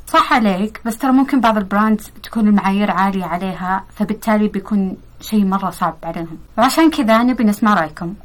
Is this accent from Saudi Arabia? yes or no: yes; Saudi Arabia; إحنا كسعوديين